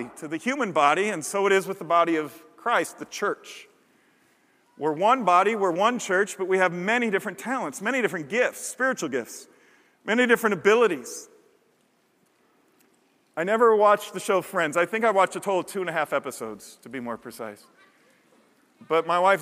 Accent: Chicago, Illinois, United States; my church growing up in Chicago.

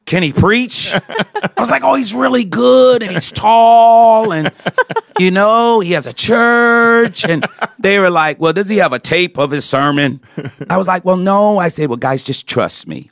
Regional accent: Detroit, Michigan, United States; I grew up, uh, in Detroit, Michigan

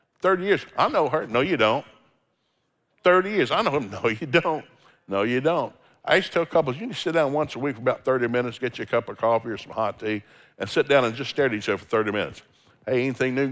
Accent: Tennessee, United States; I grew up in Tennessee, there's no seafood in Tennessee

